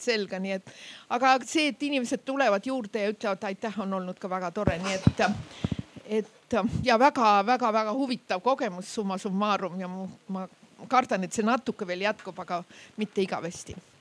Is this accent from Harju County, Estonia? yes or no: no; Räpina, Põlva County, Estonia; ma olen ka Lõuna-Eestist pärit, meie Räpina poed